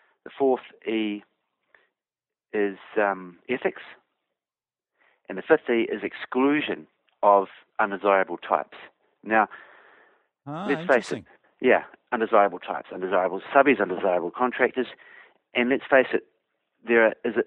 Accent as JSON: {"language": "English", "region": "Hawke's Bay", "country": "New Zealand", "tie": "born or raised there", "moved": "yes", "said": "I came from Hawke's Bay, so I grew up around risk takers"}